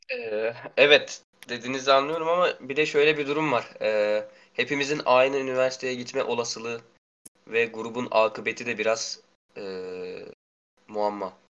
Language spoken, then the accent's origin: Turkish; Karabük Province, Turkey; now in Karasu, Turkey; ben buralı değilim, Karabüklüyüm. Ee, babamın işinden dolayı buradayız biz.